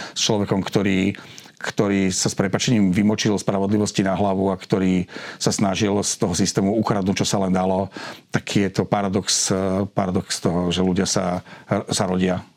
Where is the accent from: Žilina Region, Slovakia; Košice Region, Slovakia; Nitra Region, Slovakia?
Žilina Region, Slovakia; Žilina; ja som Žilinčan